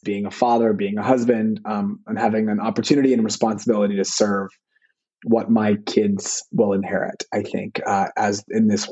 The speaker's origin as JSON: {"language": "English", "town": "Vancouver", "region": "British Columbia", "country": "Canada", "tie": "born or raised there", "said": "I was born in Vancouver and in the kind of mid-80s"}